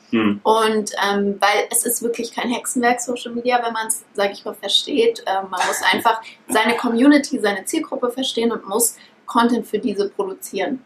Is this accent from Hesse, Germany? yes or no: yes; Frankfurt, Hesse, Germany; ich bin aufgewachsen in Frankfurt. Meine Eltern sind auch aus Frankfurt.